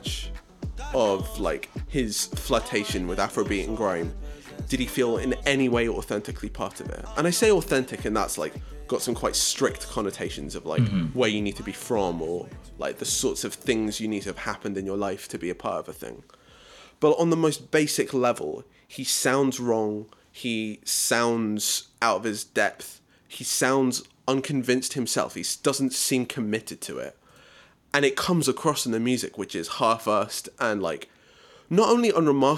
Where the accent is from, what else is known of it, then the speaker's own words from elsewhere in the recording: South Africa; as a South African